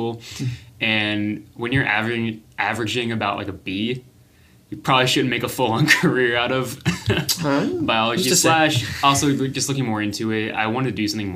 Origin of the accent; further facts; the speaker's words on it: North Carolina, United States; moved away; I'm originally from North Carolina